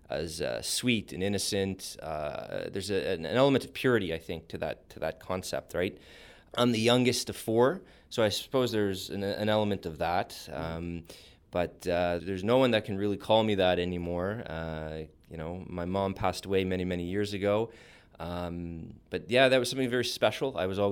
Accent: Montreal, Quebec, Canada; I was born in Montreal. So I grew up in an environment where the word … is not easily translatable into the other official language of Canada.

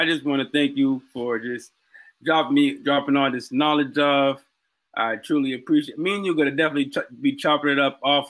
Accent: Boston, Massachusetts, United States; I'm being from Boston.

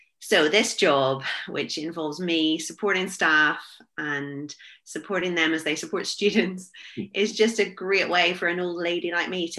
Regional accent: Belfast, Northern Ireland, United Kingdom; moved away as an adult; also born or lived in Wales; now in Greystones, Ireland; I'm originally, as you can tell, from the island of Ireland, but I grew up in Belfast in a Christian home

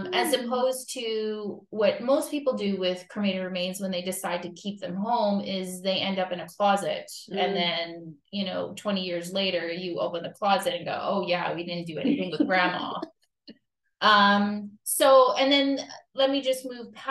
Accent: Timmins, Ontario, Canada; moved away as an adult; also born or lived in Bobcaygeon, Ontario; now in Fenelon Falls, Canada; I've spent more time here than I have in my hometown of Timmins

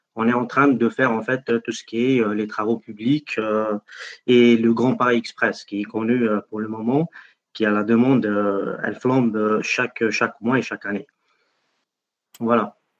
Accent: Algeria; moved away as an adult; now in France; je suis algérien

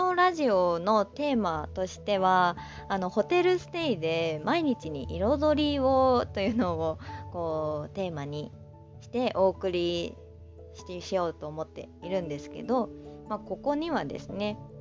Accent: Aichi, Japan; also born or lived in Kanagawa Prefecture; now in Kanagawa, Japan; 私の出身は愛知県で、今は神奈川県にいます

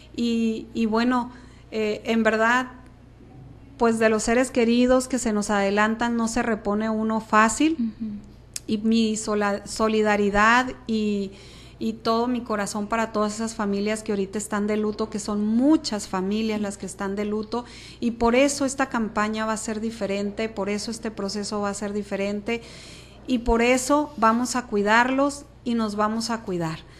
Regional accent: Guamúchil, Sinaloa, Mexico; San Pedro pues es mi colonia, yo ahí eh, nací, crecí, corrí, caminé hasta que me casé, me salí de San Pedro.

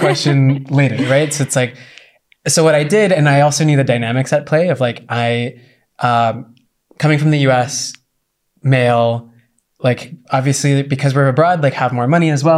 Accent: United States

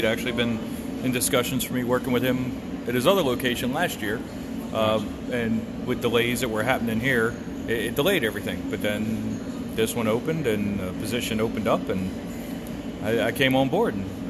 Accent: Eastern Shore, Maryland, United States; moved away as an adult; I'm a Maryland boy originally, Eastern Shore, born and raised. Lived all over the country after I was in the Navy. Got out, ended up right back home.

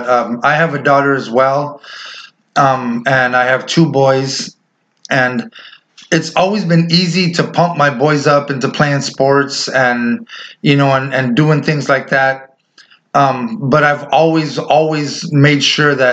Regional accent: West Coast, United States; So, um, like you said, us growing up in the West Coast

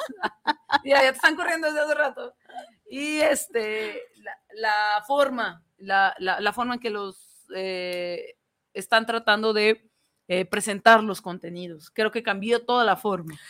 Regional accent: Mexico; nosotros somos mexicanos

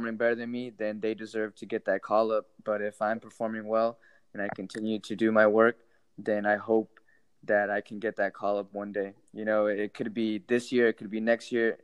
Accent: Houston, Texas, United States; Houston Dynamo. Like, that's my hometown

